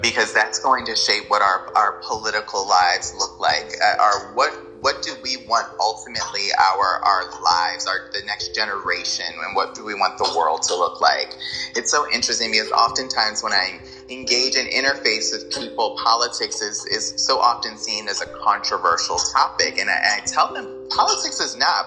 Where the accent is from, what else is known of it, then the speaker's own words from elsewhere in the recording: United States; Being African American, growing up in America